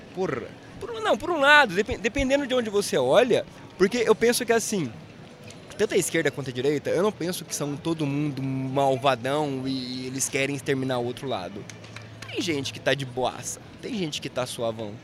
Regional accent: interior of Paraná, Brazil; also born or lived in Curitiba; eu não nasci em Curitiba, nasci no interior do Paraná. E aí eu fui ah, pra entendi. Curitiba depois de uns 22 anos.

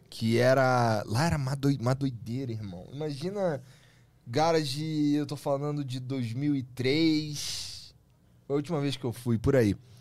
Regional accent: Rio de Janeiro, Brazil; now in São Paulo, Brazil

